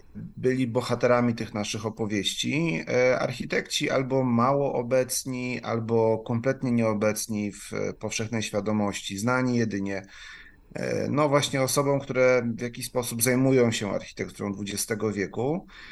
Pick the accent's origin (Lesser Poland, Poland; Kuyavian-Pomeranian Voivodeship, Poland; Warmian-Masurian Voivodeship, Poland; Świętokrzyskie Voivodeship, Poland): Świętokrzyskie Voivodeship, Poland; Kielce; moved away as an adult; now in Kraków, Poland; nie urodziłem się w Krakowie, natomiast mieszkam tutaj już ho, ho, ho ponad ćwierć wieku. Także e, w pewien sposób się zadomowiłem w Krakowie, ale e, pochodzę z Kielc